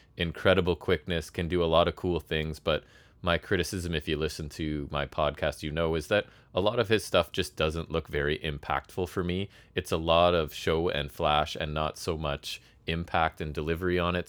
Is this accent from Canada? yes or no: yes; Canada; I'm a Canadian person